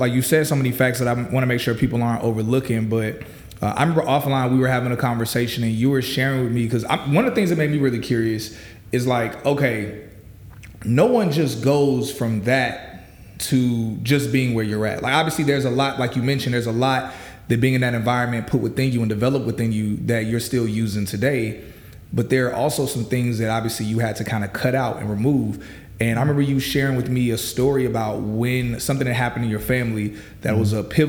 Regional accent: East Chicago, Indiana, United States; born there; Now, I was born in East Chicago. I'm blessed enough that I wasn't raised in East Chicago. Yeah. But I was born there

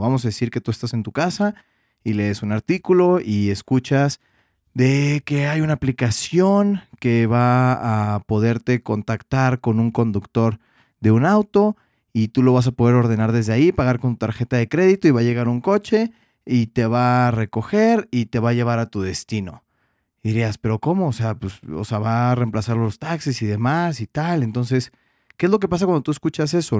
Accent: Mexico; como diríamos en México

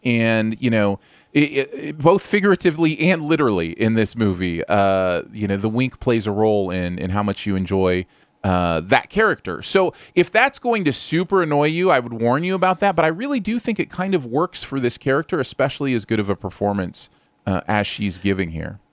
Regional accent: Michigan, United States; I grew up in Michigan

